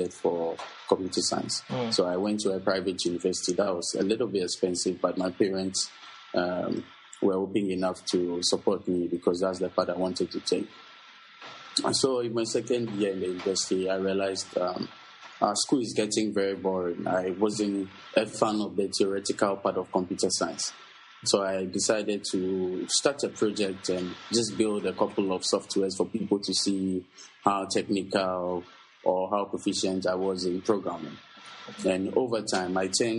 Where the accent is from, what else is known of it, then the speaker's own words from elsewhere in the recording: Accra, Greater Accra, Ghana; I'm from Accra, Ghana.